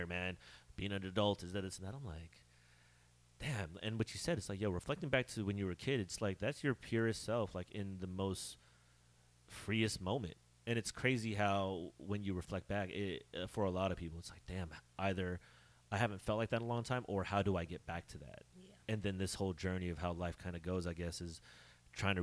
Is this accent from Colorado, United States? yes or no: no; Bay Area, California, United States; I grew up in the Bay Area